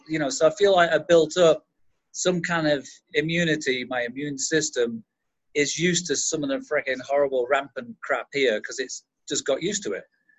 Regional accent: England, United Kingdom; I say I'm English. I'm from England.

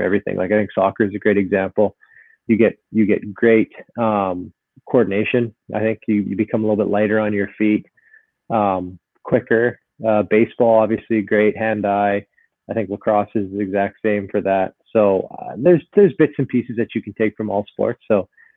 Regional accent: Vancouver, British Columbia, Canada; also born or lived in Burnaby; I grew up in Vancouver, so I was a Canucks fan

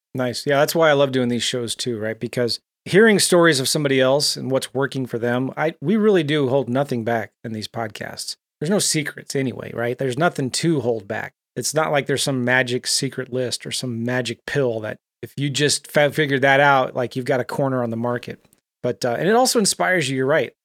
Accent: San Diego, California, United States; I grew up in San Diego

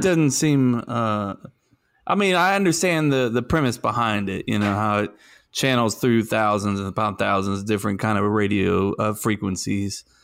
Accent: the South, United States; accent: southern

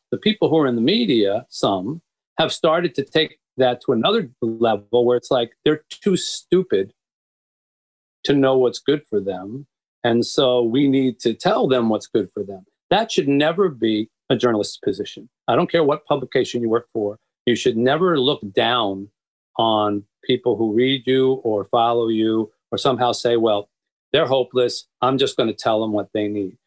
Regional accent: Philadelphia, Pennsylvania, United States; moved away as an adult; also born or lived in Boston / New York / Florida; now in Detroit, United States; I was raised in the East, and I, you know, I, I, I grew up in Philadelphia

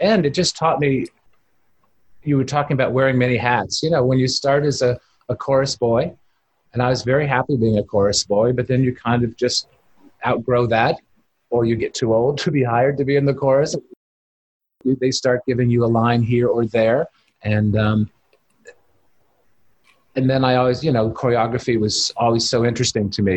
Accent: Pittsburgh, Pennsylvania, United States; growing up in Pittsburgh

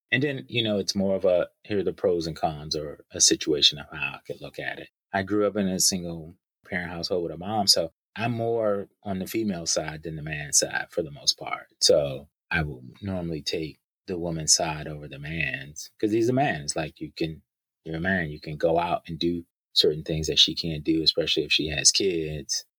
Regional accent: United States; As a black man growing up in America

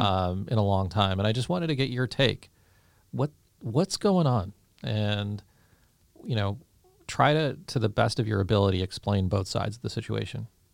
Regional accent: Saratoga, California, United States; I grew up in Saratoga

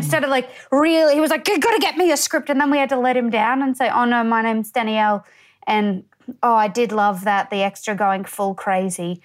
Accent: Townsville, Queensland, Australia; also born or lived in Tully, Queensland / Innisfail, Queensland; I'm from Townsville, which is it's sort of like I think oh. now about two hundred thousand. It's not that small, yeah. but um, I'm from out sort of like on the edge of it, Blue Water.

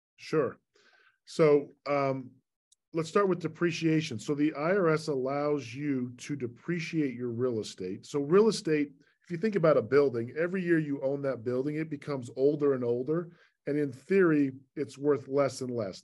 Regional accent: Salt Lake City, Utah, United States; moved away as an adult; also born or lived in Virginia / Long Island, New York; I was born and raised in Salt Lake

